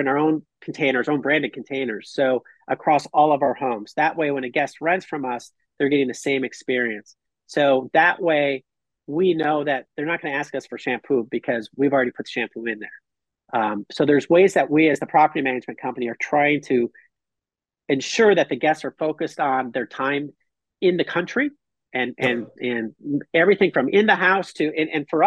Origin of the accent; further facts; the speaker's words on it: Minnesota, United States; now in Costa Rica; I'm from Minnesota